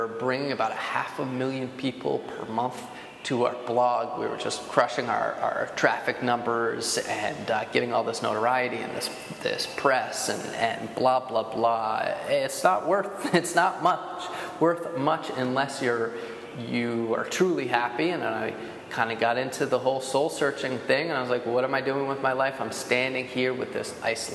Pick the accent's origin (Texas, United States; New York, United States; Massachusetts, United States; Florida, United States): New York, United States; Poughkeepsie; I'm from Poughkeepsie, New York, which I don't know if you guys have heard of Poughkeepsie, but it's in the Hudson Valley. And I grew up doing outdoor stuff